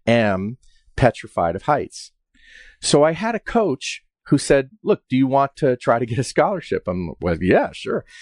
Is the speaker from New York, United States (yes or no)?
yes; Westchester, New York, United States; moved away as an adult; also born or lived in West Virginia; I grew up in Westchester, New York